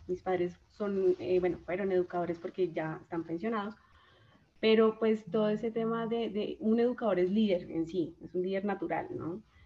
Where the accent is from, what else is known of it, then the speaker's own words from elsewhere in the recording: Chaparral, Tolima, Colombia; vengo de un pueblo del Tolima, de Chaparral, Tolima, Chaparral de mis amores